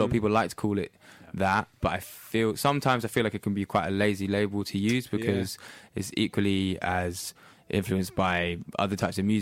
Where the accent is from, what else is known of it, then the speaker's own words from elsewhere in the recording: Norwich, East of England, United Kingdom; moved away as an adult; now in London, United Kingdom; I was born in Norwich, so, and then I moved to London when I was 18.